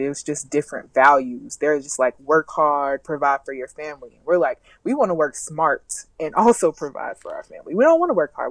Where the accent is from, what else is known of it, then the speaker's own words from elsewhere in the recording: the South, United States; I'm from the South